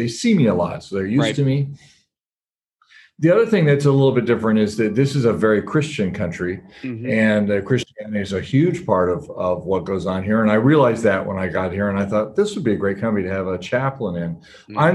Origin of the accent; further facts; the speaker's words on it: California, United States; moved away as an adult; also born or lived in Alabama; now in Papua New Guinea; I grew up in California